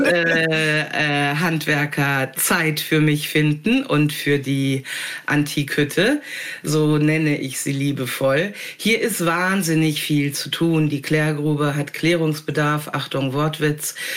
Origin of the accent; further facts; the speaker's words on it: North Rhine-Westphalia, Germany; also born or lived in Hamburg / Wendland; now in Jabel, Germany; ich habe mich da wohlgefühlt, wo ich geboren wurde und aufgewachsen bin in Ostwestfalen